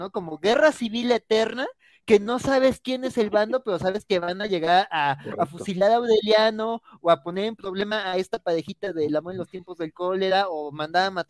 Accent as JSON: {"language": "Spanish", "country": "Mexico", "said": "a mí también como, como mexicano me resonó"}